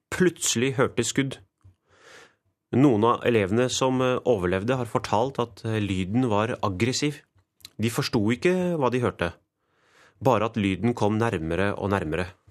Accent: Norway; Jeg er født i Norge, men mine foreldre de innvandret fra Pakistan.

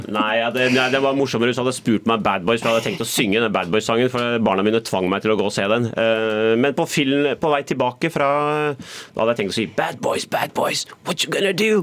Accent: Oslo, Norway; also born or lived in Bærum; Jeg er selvfølgelig født og oppvokst i Oslo, bodd par år i Bærum og par år i utlandet

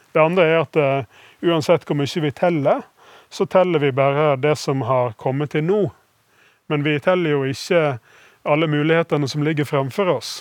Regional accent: Western Norway, Norway; som vestlending jeg liker jo hardt vær

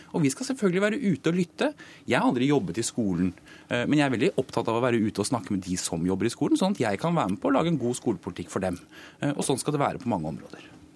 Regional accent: Akershus, Norway; Nå er jeg fra Akershus

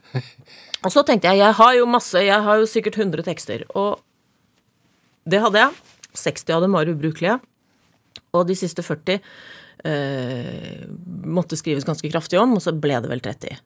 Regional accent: Norway; født og oppvokst i Obos

